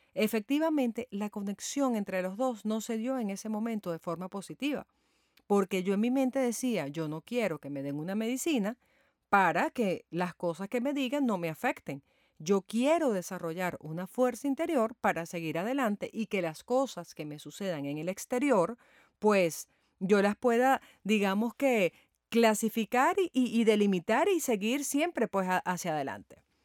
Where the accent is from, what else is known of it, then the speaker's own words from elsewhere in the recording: Venezuela; en mi país, Venezuela